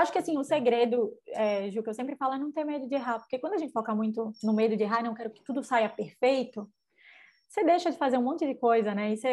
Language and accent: Portuguese; Northeast Region, Brazil; eu sendo nordestina, por mais que, né, eu tô aqui, minha equipe tá toda em São Paulo